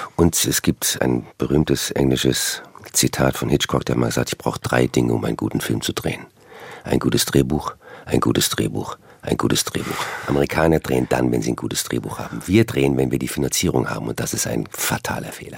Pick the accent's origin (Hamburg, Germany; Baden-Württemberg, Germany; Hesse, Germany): Hesse, Germany; Frankfurt; also born or lived in Cologne, Germany / West Coast, United States; now in United States; ich bin ja aus Frankfurt, also eher eine Landratte, habe dann aber sehr lange in Köln gelebt